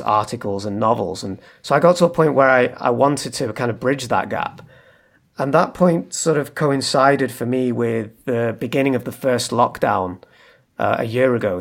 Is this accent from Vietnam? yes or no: no; Manchester, North West England, United Kingdom; moved away as an adult; now in Leeds, United Kingdom; I'm from Manchester in the north of England